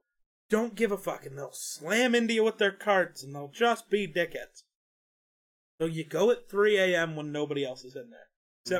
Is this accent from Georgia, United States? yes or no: no; Wyoming, United States; We're from Wyoming, though.